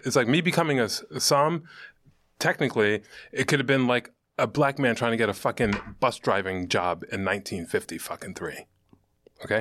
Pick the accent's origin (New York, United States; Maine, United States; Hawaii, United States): New York, United States; New York City; moved away as an adult; now in Western Massachusetts, United States; I'm from Brooklyn